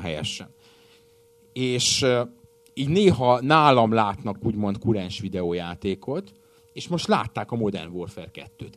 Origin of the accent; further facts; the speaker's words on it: Hungary; Magyar paraszt vagyok